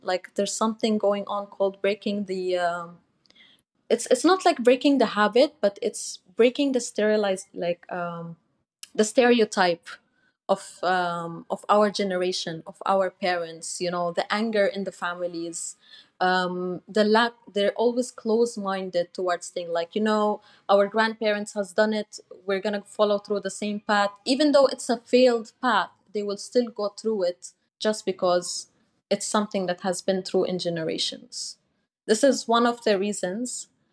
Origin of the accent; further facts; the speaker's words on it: Dubai, United Arab Emirates; I was born and raised in Dubai